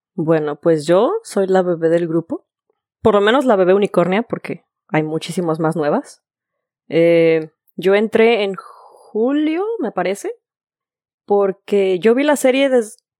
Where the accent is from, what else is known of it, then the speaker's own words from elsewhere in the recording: Guadalajara, Jalisco, Mexico; moved away as an adult; now in Florida, United States; soy de Guadalajara